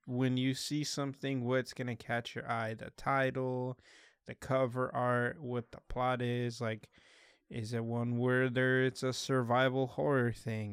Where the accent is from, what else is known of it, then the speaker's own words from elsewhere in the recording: Salinas, California, United States; I'm here from Salinas